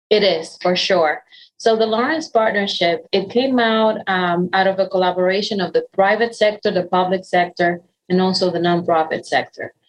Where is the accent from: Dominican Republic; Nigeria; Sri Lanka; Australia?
Dominican Republic; English is a second language; moved away as an adult; now in United States; I was born and raised in Dominican Republic.